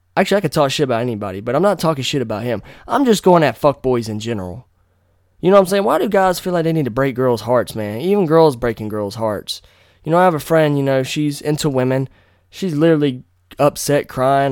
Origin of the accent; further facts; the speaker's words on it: North Carolina, United States; moved away as an adult; now in Virginia, United States; come back to my hometown. There's other parts of N C that I like